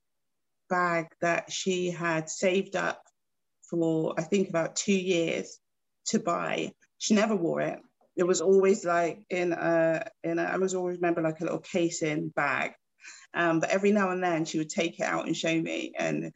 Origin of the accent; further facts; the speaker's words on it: Bristol, South West England, United Kingdom; moved away as an adult; also born or lived in Gloucester / Birmingham / London; So I'm originally from Bristol, and I'd gone from Bristol to Gloucester, to Birmingham, to London